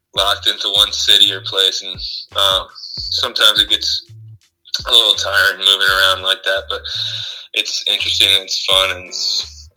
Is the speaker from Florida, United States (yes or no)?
no; Winnetka, Illinois, United States; moved away as an adult; also born or lived in New Hampshire; I grew up in Winnetka, Illinois, which is a suburb of Chicago